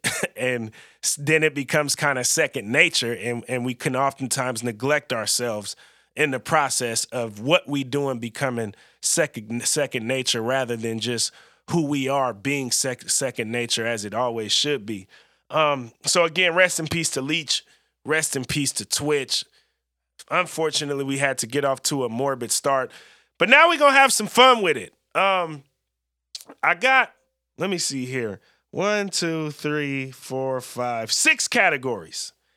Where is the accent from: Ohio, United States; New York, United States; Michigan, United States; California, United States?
California, United States; now in Oregon, United States; I'm born and raised in California